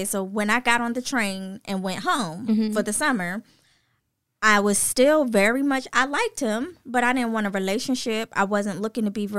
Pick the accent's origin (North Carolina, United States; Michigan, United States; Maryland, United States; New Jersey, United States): New Jersey, United States; moved away as an adult; also born or lived in South Carolina; I'm born and raised in New Jersey